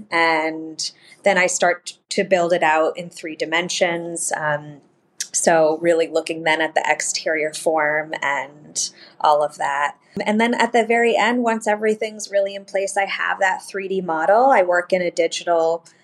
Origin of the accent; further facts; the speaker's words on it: Vermont, United States; moved away; also born or lived in Montana; I grew up in Vermont